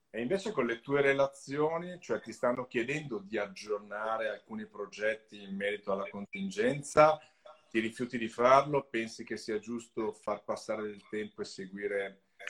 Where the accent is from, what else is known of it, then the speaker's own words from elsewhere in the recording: Italy; Io sono del Lago Maggiore